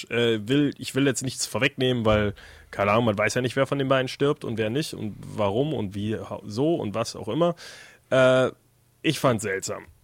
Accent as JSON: {"language": "German", "country": "Austria", "said": "wie man halt als Österreicher so denkt"}